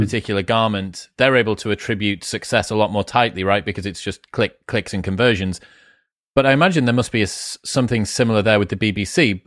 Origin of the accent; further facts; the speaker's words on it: Newcastle upon Tyne, North East England, United Kingdom; I grew up in Newcastle with the Geordie Shaw phenomenon